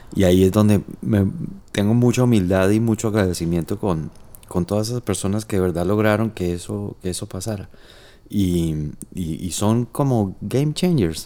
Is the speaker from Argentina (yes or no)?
no; Cúcuta, Norte de Santander, Colombia; yo como nací en Cúcuta, nosotros crecimos con los melódicos